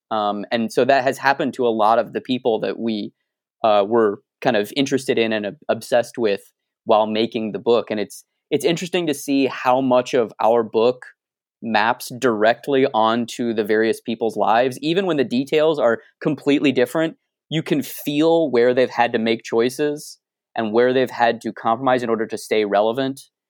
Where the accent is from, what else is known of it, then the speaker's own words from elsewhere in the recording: Arizona, United States; I'm from Arizona